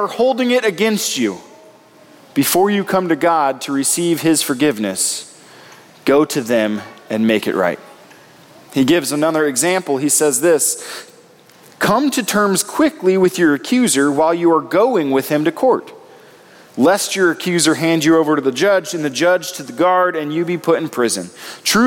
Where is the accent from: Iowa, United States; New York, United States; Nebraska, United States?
Nebraska, United States; moved away; I come from Nebraska